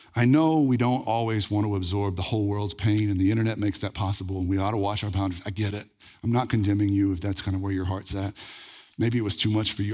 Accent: Red Lick, Texas, United States; when I was growing up in Red Lake

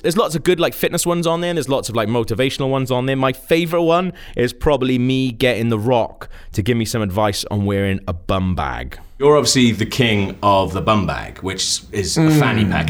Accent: Wales, United Kingdom; I'm not British. I'm actually Welsh.

